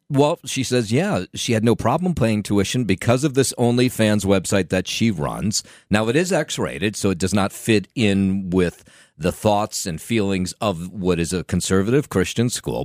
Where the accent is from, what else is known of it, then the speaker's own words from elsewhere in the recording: Trenton, New Jersey, United States; I grew up in Trenton, and, uh, Trenton, if you're not familiar, is the capital city of New Jersey